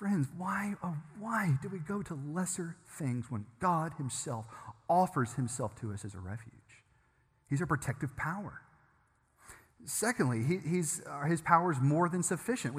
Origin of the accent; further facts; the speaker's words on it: Germantown, Tennessee, United States; I grew up in Germantown